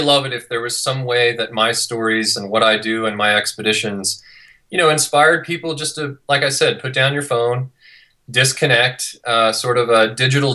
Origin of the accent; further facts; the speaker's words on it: near Yosemite National Park, California, United States; moved away as an adult; now in Utah, United States; I grew up in California, came out to ski in Utah about 20 years ago, and just never left